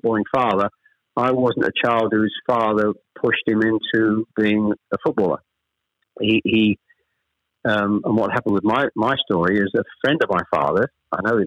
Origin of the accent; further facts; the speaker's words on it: Chelmsford, East of England, United Kingdom; also born or lived in Ashton-under-Lyne, Greater Manchester; We actually moved south from Manchester. I was born in Ashton-under-Lyne. We actually moved south to Chelmsford when I was probably, I was the eldest of three